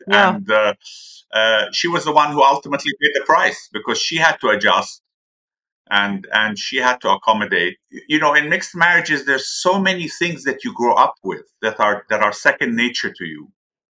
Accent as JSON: {"language": "English", "country": "Switzerland", "tie": "born or raised there", "also_born_or_lived": "Europe / Turkey", "said": "So I was born in Switzerland. And my father was in Europe at that time. So I grew up actually abroad, in Europe and in Turkey, where my father was posted."}